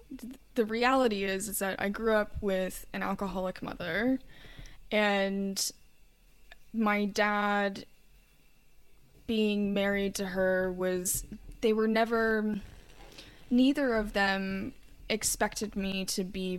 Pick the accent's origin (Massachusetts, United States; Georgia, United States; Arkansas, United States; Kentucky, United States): Kentucky, United States; And you know, growing up in Kentucky, there's quite a lot of stereotypes in terms of like horseback riding and horse racing.